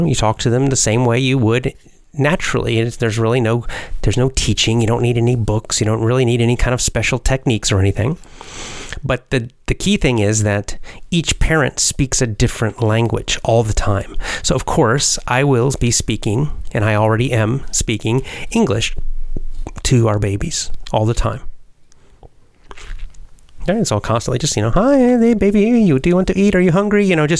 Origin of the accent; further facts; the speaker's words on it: United States; I'm American